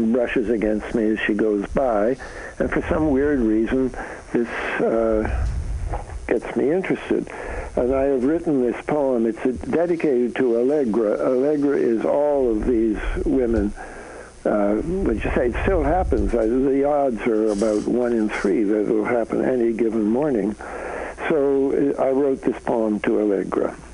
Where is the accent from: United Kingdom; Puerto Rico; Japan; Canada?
Canada; now in United States; I'm a Canadian, so I come from north of the border